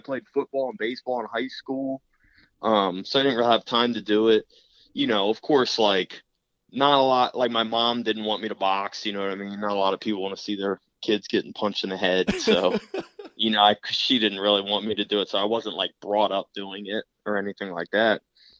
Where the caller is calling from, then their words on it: Maryland, United States; I'm down in Maryland.